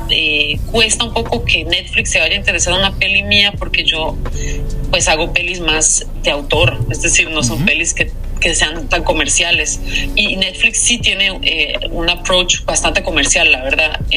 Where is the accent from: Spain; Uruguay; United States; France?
France; soy francesa también y estudié en Europa y todo.